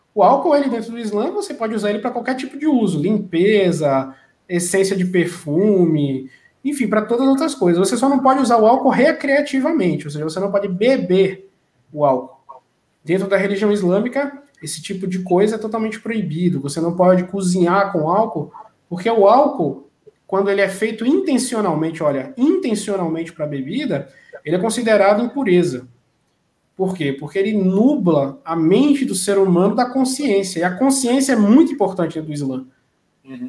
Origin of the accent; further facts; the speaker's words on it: Northeast Region, Brazil; now in Barretos, Brazil; eu que venho do Nordeste